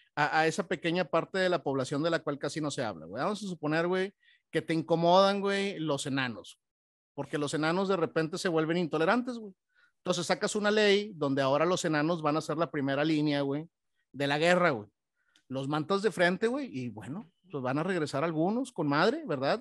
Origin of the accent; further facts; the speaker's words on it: Monterrey, Nuevo León, Mexico; como buenos regiomontanos